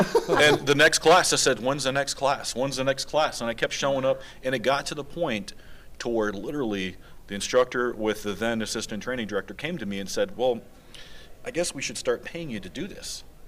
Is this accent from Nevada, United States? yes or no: yes; Las Vegas, Nevada, United States; born and raised in Vegas, right, in this school district